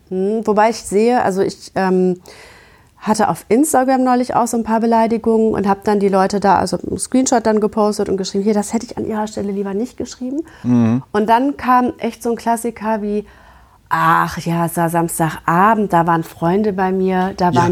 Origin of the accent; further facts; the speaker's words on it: Gütersloh, North Rhine-Westphalia, Germany; ich komme aus Gütersloh